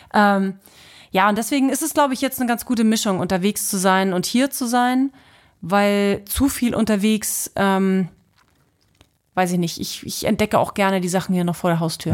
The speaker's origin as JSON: {"language": "German", "town": "Halle", "region": "Saxony-Anhalt", "country": "Germany", "also_born_or_lived": "Usedom / Hannover / Bremen", "moved": "as an adult", "lives_now": "Kiel, Germany", "said": "Ich komme ja aus äh, Halle Leipziger Ecke, bin ja eigentlich Ossi"}